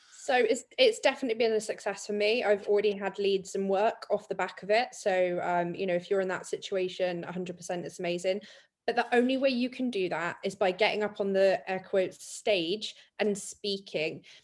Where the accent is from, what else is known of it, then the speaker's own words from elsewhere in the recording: Dorset, South West England, United Kingdom; I'm from Dorset